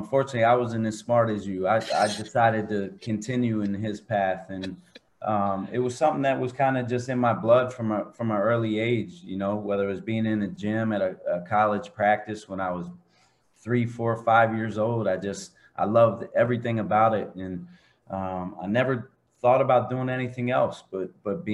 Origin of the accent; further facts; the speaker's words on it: Philadelphia, Pennsylvania, United States; moved away as an adult; now in West Coast, United States; I grew up on the East Coast. I grew up in Philly